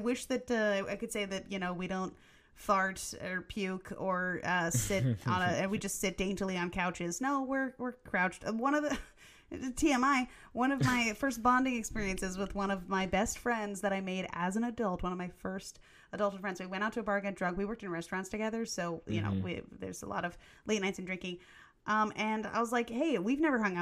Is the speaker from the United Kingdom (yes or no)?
no; Germany; moved away; I grew up in Germany